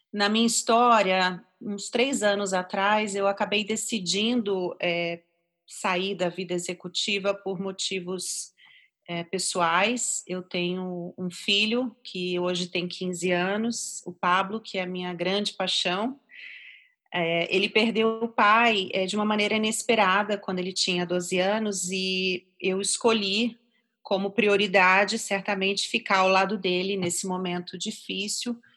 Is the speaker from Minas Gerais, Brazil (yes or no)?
no; Rio de Janeiro, Brazil; now in São Paulo, Brazil; É, eu sou carioca, ah, moro aqui em São Paulo já tem uns 17 anos e eu vim para cá por motivos profissionais.